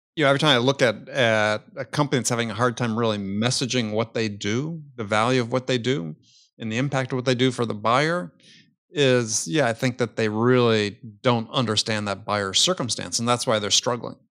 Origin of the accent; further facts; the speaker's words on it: Wisconsin, United States; I grew up in Wisconsin, the heyday of the Green Bay Packers